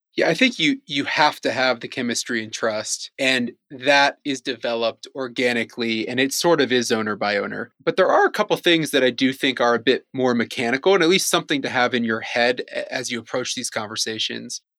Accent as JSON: {"language": "English", "town": "Cleveland", "region": "Ohio", "country": "United States", "also_born_or_lived": "China", "moved": "as an adult", "said": "I'm from Cleveland, Ohio originally"}